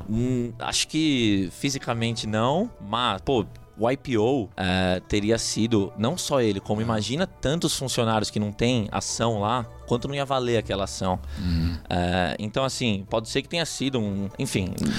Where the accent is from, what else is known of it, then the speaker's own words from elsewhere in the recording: São Paulo, Brazil; moved away; also born or lived in United States; eu sou brasileiro. Nasci na zona norte de São Paulo